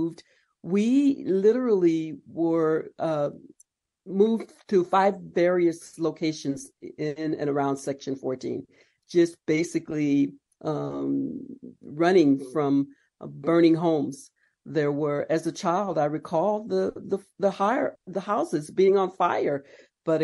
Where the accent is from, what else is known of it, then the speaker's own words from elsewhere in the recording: Palm Springs, California, United States; I was born and raised there in Palm Springs